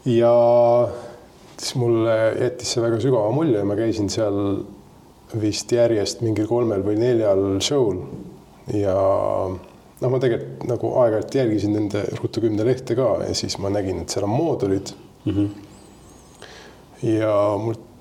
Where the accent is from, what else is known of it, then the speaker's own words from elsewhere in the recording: Tallinn, Harju County, Estonia; ma tulen Tallinnast